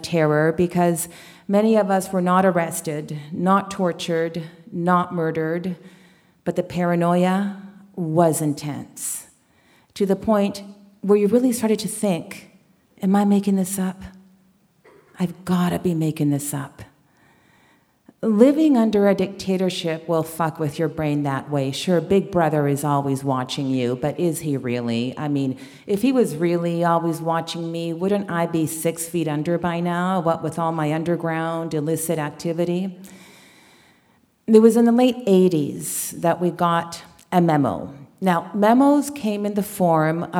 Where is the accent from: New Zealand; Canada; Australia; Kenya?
Canada; also born or lived in Chile; I was born in Chile and raised in Canada.